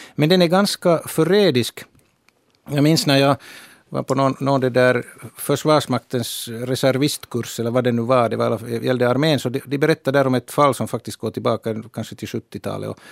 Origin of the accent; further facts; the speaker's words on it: Finland; vi i Finland